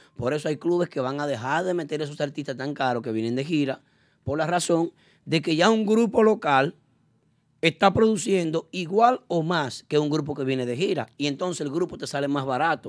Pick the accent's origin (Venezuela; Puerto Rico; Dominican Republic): Dominican Republic; nosotros como dominicanos